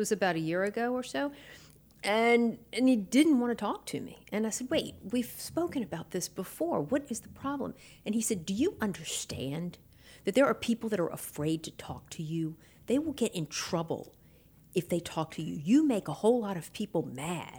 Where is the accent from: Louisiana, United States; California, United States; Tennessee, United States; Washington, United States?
Louisiana, United States; New Orleans; now in Baton Rouge, United States; I was in New Orleans, born and raised there